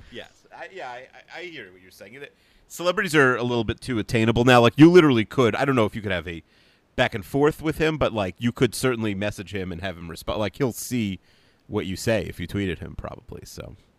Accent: United States; moved away as an adult; I grew up in America

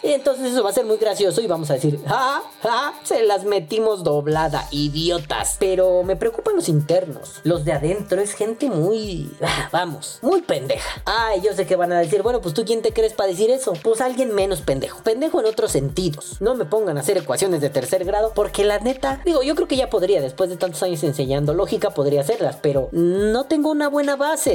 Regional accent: Mexico; nosotros como mexicanos

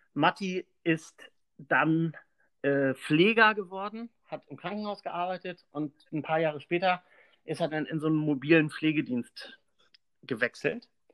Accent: Pönitz, Schleswig-Holstein, Germany; moved away as an adult; also born or lived in Bad Oldesloe; now in Kiel, Germany; aufgewachsen bin ich in Pönitz

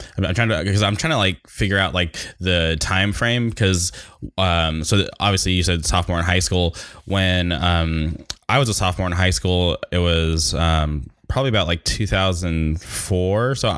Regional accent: Palm Springs, California, United States; moved away as an adult; now in Orange County, United States; I was born and raised in the Palm Springs area

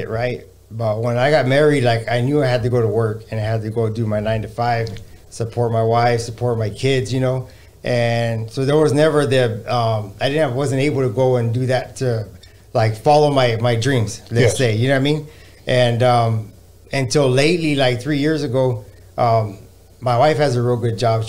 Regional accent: Orange County, California, United States; I was born and raised in Orange County

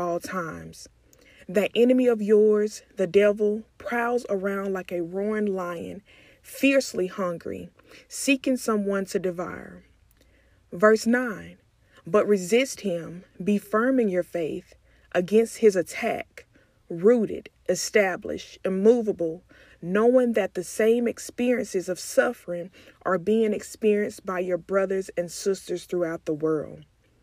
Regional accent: McComb, Mississippi, United States; now in Dallas, United States; I am originally from Macomb, Mississippi, but I currently reside in Dallas, Texas

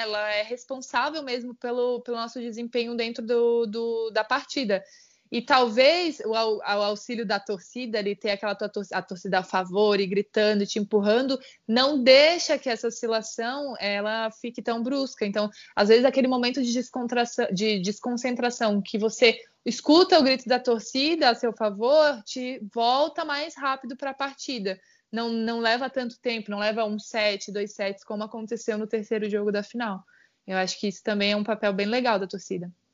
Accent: Santa Catarina, Brazil; now in São Paulo, Brazil; eu sou natural de Santa Catarina

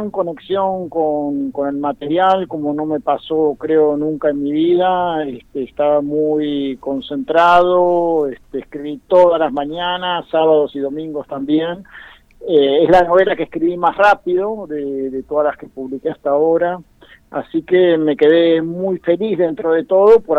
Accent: Bahía Blanca, Buenos Aires Province, Argentina; now in Buenos Aires, Argentina; siempre todos estos años, eh, desde que me fui de Bahía Blanca, vivo en Buenos Aires.

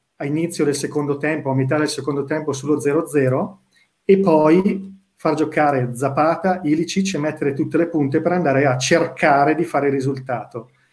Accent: Bergamo, Lombardy, Italy; da bergamasco

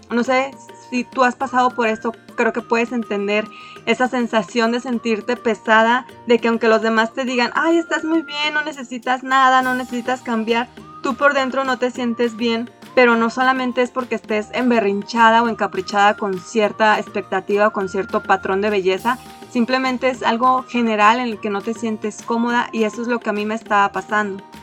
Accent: Mexico; somos de México

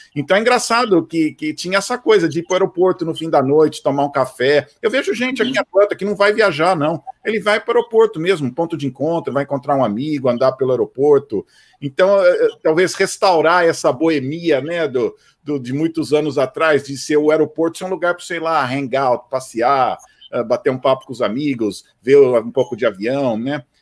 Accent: Campinas, São Paulo, Brazil; now in United States; eu sou de Campinas

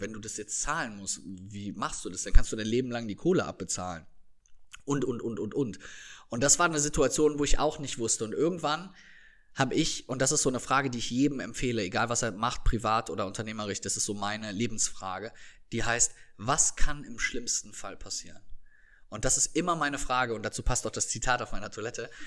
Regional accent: Viersen, North Rhine-Westphalia, Germany; die Polizei meiner Heimatstadt

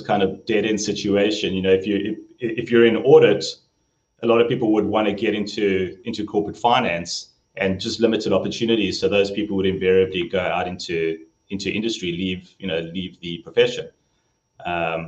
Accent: Johannesburg, Gauteng, South Africa; moved away as an adult; now in San Luis Obispo, United States; growing up in Joburg

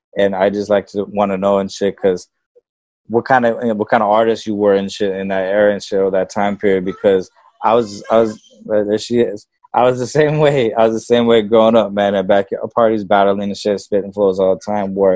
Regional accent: Norwalk, California, United States; me growing up in Norwalk

